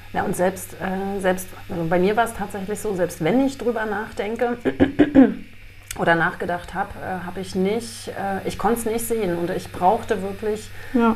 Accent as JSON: {"language": "German", "area": "GDR", "region": "East Germany", "country": "Germany", "tie": "born or raised there", "said": "Ich bin in der DDR groß geworden"}